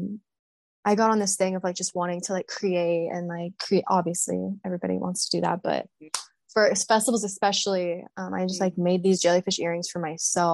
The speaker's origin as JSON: {"language": "English", "region": "Texas", "country": "United States", "said": "I'm from Texas"}